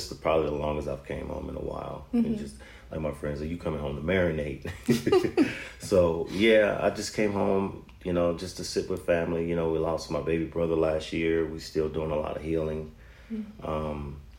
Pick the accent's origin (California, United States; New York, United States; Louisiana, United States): Louisiana, United States; Zachary; Growing up, I guess it would be... I guess it has to start with family and just the excitement. Going to Zachary High